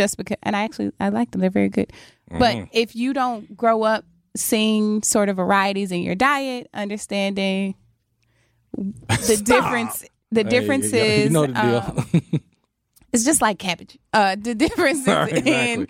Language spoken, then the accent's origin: English; Mississippi, United States; So I'm from the South, from Mississippi.